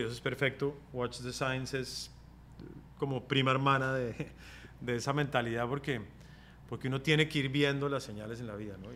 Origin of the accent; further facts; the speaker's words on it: Colombia; moved away as an adult; also born or lived in Bogotá; mi tierra es Colombia, mi país es Colombia